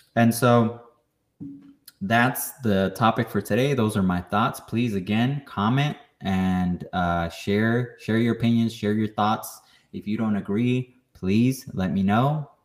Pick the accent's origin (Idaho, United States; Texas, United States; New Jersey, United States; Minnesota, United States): Texas, United States; New Braunfels; I was born here in the United States. I grew up here